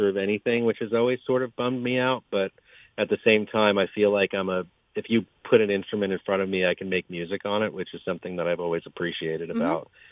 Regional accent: Germantown, New York, United States; I grew up not far from here, mostly in Germantown.

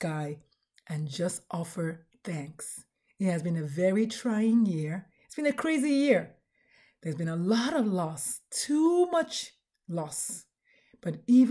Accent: Nigeria; I'm Nigerian

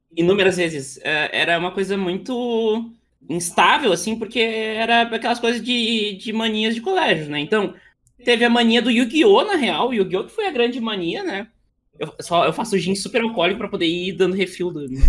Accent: Montenegro, Rio Grande do Sul, Brazil; Eu sou de Montenegro, tá? É uma cidade do lado de, Porto Alegre

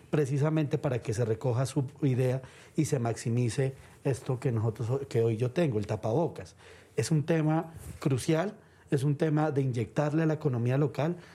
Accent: Colombia; Y quiero empezar diciendo que aquí todos somos colombianos

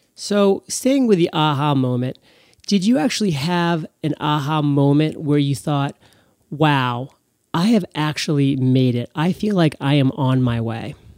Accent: Portland, Maine, United States; my hometown, Portland, Maine.

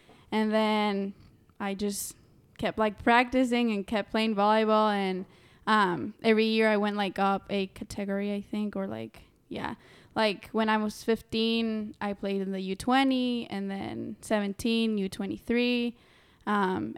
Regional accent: Tegucigalpa, Francisco Morazán, Honduras; I'm from Tegucigalpa, Honduras. And yeah, if you don't know, it's in the heart of Central America.

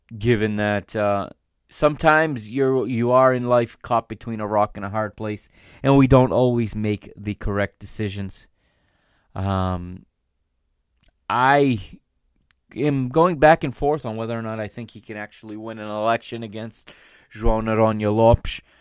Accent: United States; I am an American

